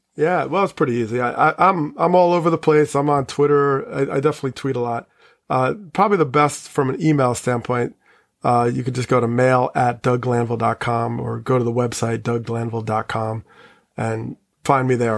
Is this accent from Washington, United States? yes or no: no; Teaneck, New Jersey, United States; I grew up in Teaneck